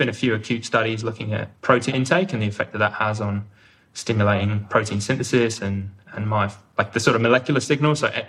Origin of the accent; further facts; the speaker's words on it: Leighton Buzzard, East of England, United Kingdom; now in Australia; Well, I'm originally from the UK. Hopefully you can still hear from my accent. I often get pulled up by friends and family that I'm sounding more Aussie every time I call home. But I'm from Leighton Buzzard in Bedfordshire